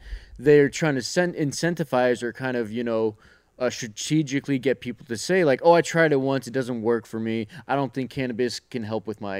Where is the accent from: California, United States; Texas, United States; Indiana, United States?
Texas, United States; And we just said, why not Texas? You know, pitting on them, growing up in Texas.